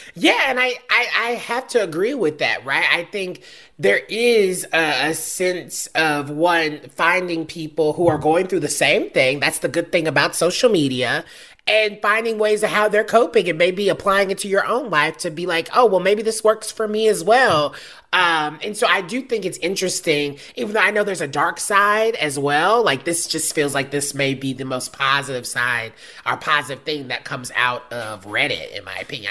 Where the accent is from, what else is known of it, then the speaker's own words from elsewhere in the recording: the Bible Belt, the South, United States; I'm from the South, the Bible Belt specifically